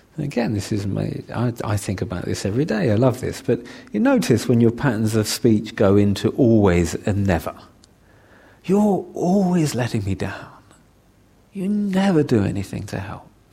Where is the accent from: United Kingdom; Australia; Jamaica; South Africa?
United Kingdom; London; I'm a Londoner